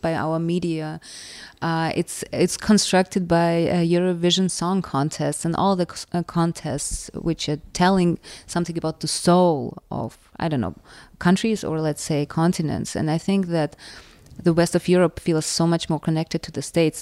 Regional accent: Russia; first language Russian; English is a second language; now in Berlin, Germany; my family is from Ukraine. I was born in Russia

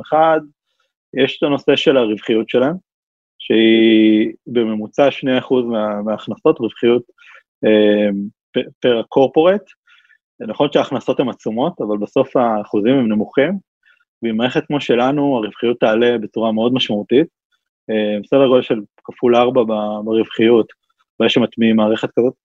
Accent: Israel; אנחנו ישראלים

